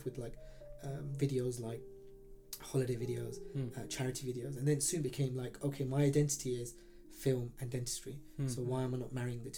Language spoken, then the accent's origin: English; Pakistan; I'm a Pakistani male, like maternal health isn't something I ever thought I was going to be part